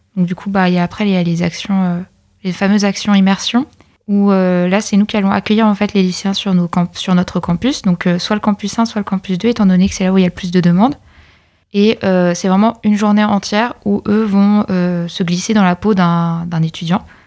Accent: Pays de la Loire, France; moved away as an adult; je viens de l'Or-Atlantique et je suis venue spécialement sur camp pour faire mes études

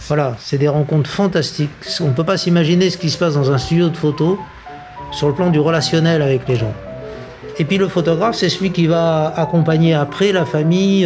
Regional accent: Madagascar; now in Niort, France; je vais chez moi à Madagascar

